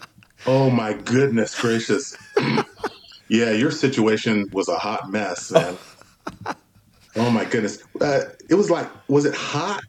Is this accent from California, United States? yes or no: yes; California, United States; also born or lived in Los Angeles; And so I was born in Los Angeles. So my formative years were in Southern California, and then eventually from the fifth grade on, was in the Central Valley in California.